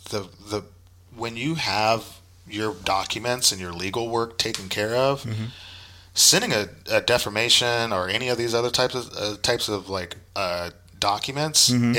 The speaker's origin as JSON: {"language": "English", "town": "Oakland", "region": "California", "country": "United States", "tie": "born there", "said": "So I was born in Oakland, East 33rd"}